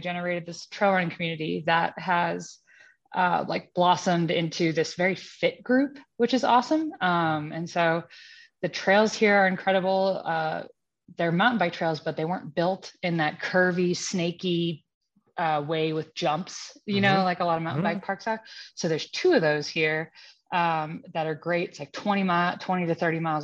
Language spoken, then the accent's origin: English; New England, United States; moved away as an adult; also born or lived in Alabama / Boston; now in Castle Rock, United States; I'm from New England